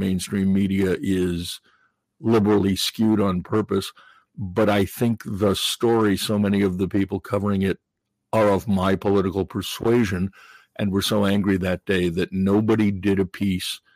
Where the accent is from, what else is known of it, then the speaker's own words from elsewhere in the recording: New York, United States; also born or lived in New England; I grew up in New York